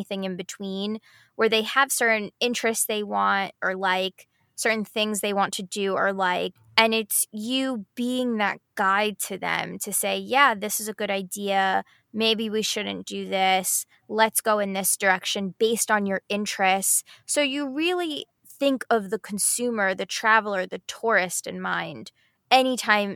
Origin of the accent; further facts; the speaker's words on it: United States; as an American, right, and knowing English